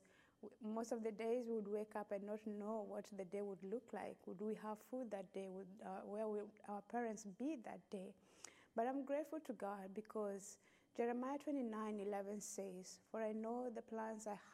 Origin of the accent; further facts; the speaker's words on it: Western Kenya, Kenya; I was born in Kenya to a large family of initially 10 children. We lived in a village in Western Kenya.